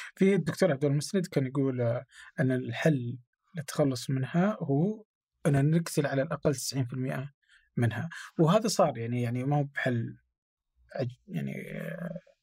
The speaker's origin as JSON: {"language": "Arabic", "town": "Abha", "region": "Asir", "country": "Saudi Arabia", "moved": "yes", "lives_now": "Riyadh, Saudi Arabia", "said": "انا من ابها"}